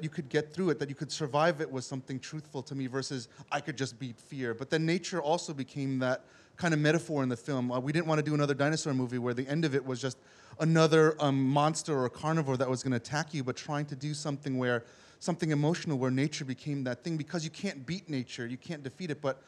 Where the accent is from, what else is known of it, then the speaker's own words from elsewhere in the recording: New York City, New York, United States; I grew up in New York City